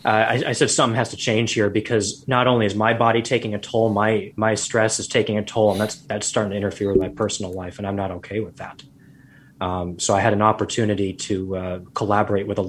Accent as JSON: {"language": "English", "region": "Arizona", "country": "United States", "tie": "born or raised there", "moved": "as an adult", "lives_now": "Seattle, United States", "said": "I grew up in Arizona, got my doctorate degree in Arizona"}